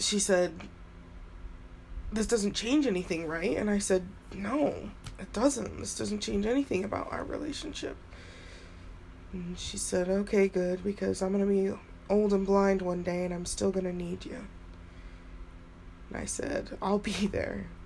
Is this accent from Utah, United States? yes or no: yes; Utah, United States; also born or lived in Florida; I was born in Florida and adopted to Utah